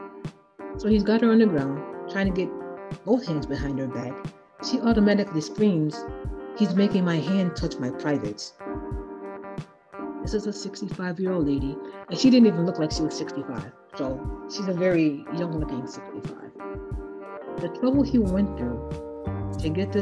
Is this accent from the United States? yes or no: yes; Chicago, Illinois, United States; now in Iowa, United States; My birth certificate says I was born in Chicago.